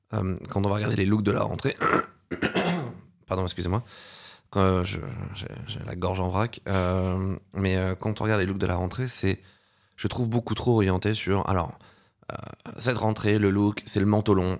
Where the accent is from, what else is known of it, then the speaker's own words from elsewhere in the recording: Paris, Île-de-France, France; j'ai grandi à Paris